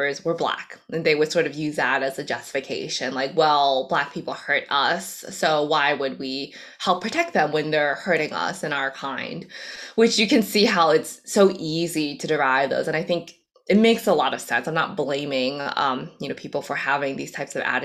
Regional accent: United States; first language Cantonese; English is a second language; I was born here in the States, but English was actually technically my second language, so I was in the ESL program for a few years.

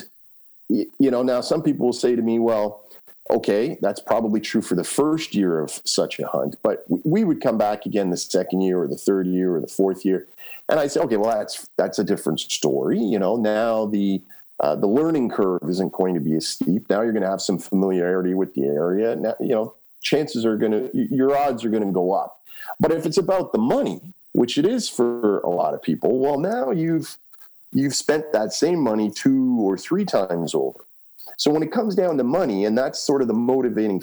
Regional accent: Canada; I'm a kid from Canada who just got off a plane 2 hours ago

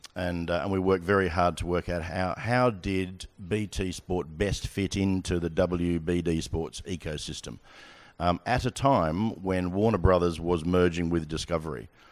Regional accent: Australia; moved away as an adult; now in United Kingdom; I'm Australian.

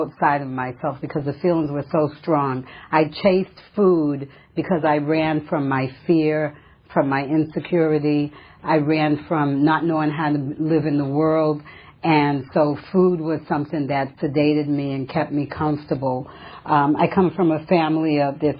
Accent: Massachusetts, United States; now in California, United States; I come from Massachusetts originally. I've been in California for about 35 years, and originally from a small New England town

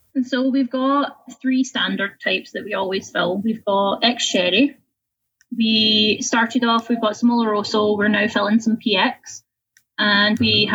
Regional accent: Scotland, United Kingdom; moved away as an adult; also born or lived in Winnipeg, Manitoba, Canada; now in Canada

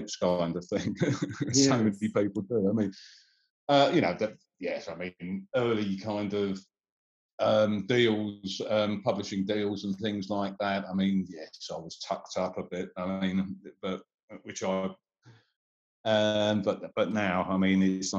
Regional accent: Suffolk, East of England, United Kingdom; also born or lived in Wenhaston; I went to school in Halesworth and Bungay

